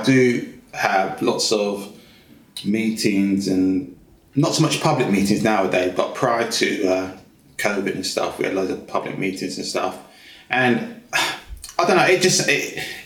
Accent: Luton, East of England, United Kingdom; moved away; also born or lived in London; I was born in London, but my family moved to Luton because my dad worked in Luton. So I grew up most of my life in Luton.

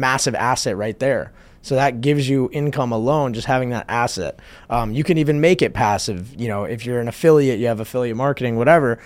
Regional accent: New Jersey, United States; moved away; my hometown in New Jersey

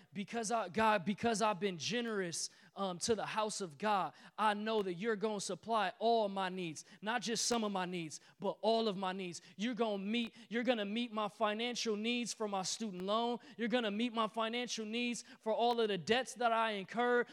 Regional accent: Detroit, Michigan, United States; I'm from Detroit

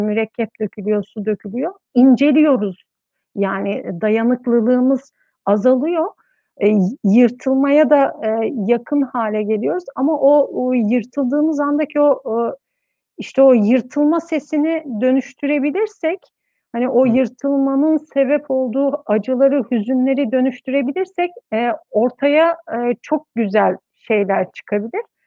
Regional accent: Istanbul, Turkey; moved away as an adult; also born or lived in Ankara; İstanbul'da doğdum, büyüdüm

